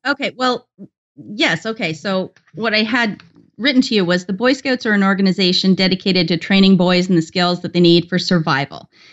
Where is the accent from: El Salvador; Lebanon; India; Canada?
Canada; I'm Canadian